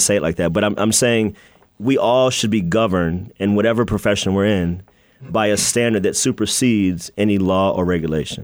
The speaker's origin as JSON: {"language": "English", "country": "United States", "tie": "born or raised there", "also_born_or_lived": "Washington, D.C. / Maryland / Virginia", "moved": "as an adult", "lives_now": "Chicago, United States", "said": "I was born in D.C. and then I grew up in Maryland and Virginia."}